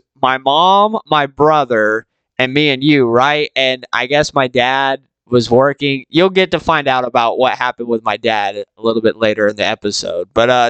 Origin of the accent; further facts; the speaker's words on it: Georgia, United States; growing up in Georgia